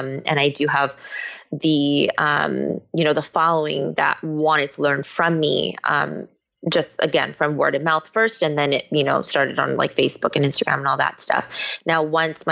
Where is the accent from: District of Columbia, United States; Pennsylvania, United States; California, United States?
California, United States; Bay Area; moved away as an adult; now in Los Angeles, United States; I was born here in LA, but I was raised in the Bay Area